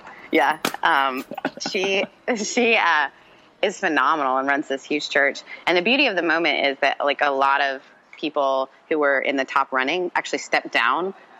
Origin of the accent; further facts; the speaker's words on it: Mississippi, United States; also born or lived in Canada; because I grew up in the South. I lived in Canada until I was 14. Then I moved to Mississippi.